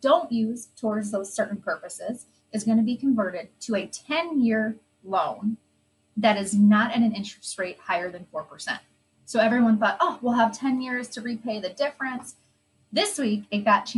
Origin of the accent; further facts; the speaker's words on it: Midwest, United States; we're from the Midwest